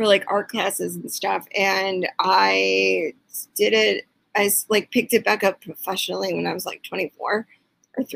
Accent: Chicago, Illinois, United States; I'm from the North Shore of Chicago

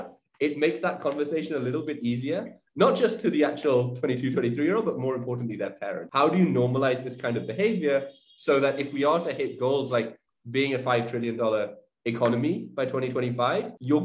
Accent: United Kingdom; moved away; as you can tell from my accent, was living in the UK. I'd grown up in the UK.

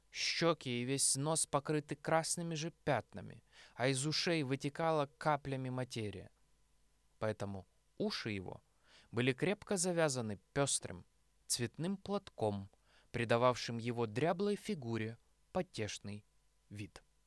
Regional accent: Nizhyn, Chernihiv Oblast, Ukraine; моєму рідному місті Ніжині

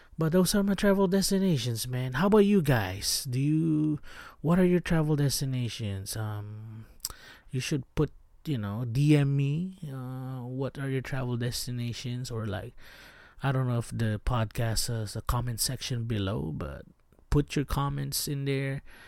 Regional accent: Baguio, Cordillera Administrative Region, Philippines; moved away; I'm from Baguio City in the Philippines

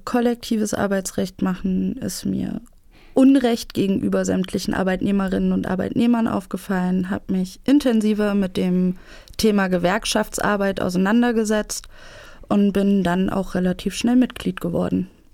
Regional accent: Erfurt, Thuringia, Germany; ich bin in Erfurt aufgewachsen, studiere zurzeit hier in Erfurt Staatswissenschaften

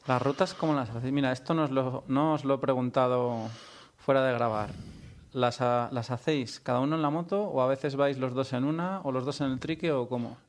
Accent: Valladolid, Castile and León, Spain; now in Catalonia, Spain; soy de aquí, pero vivo fuera

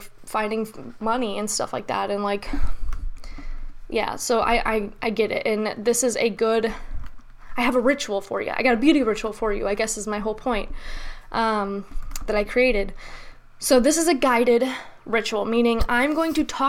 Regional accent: United States; I'm an American

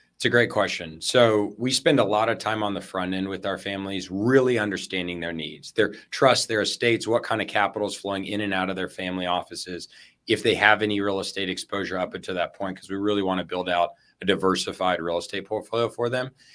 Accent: El Paso, Texas, United States; now in Austin, United States; I was born and raised in West Texas in El Paso

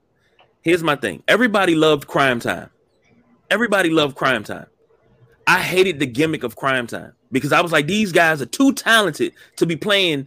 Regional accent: Baltimore, Maryland, United States; I'm from Baltimore. I'm from the city. I'm from Baltimore City. Fuck Baltimore County.

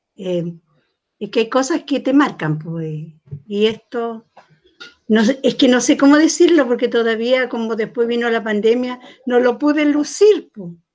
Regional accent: Arauco, Biobío, Chile; yo nací en Arauco, donde caminar dos veces con un hombre era porque te acostabas con él

